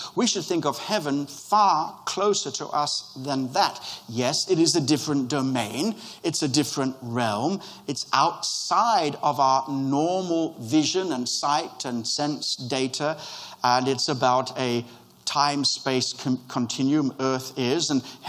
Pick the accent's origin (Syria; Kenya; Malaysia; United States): Kenya; born there; I was born in Kenya